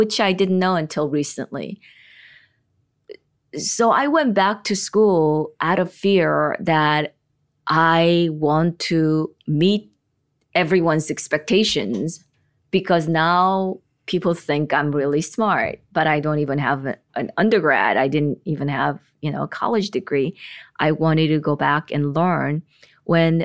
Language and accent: English; South Korea; moved away; And I grew up in Korea where I was not praised, but I was expected to be number one all the time.